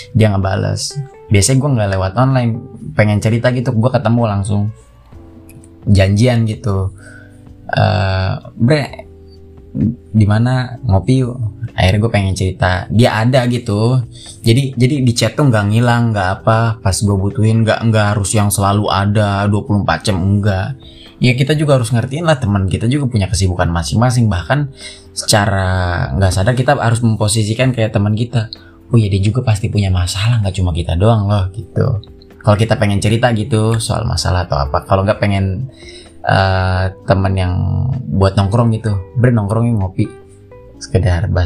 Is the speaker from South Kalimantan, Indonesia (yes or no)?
no; Bogor, West Java, Indonesia; gue asli Bogor kelahiran tahun huru hara ya 98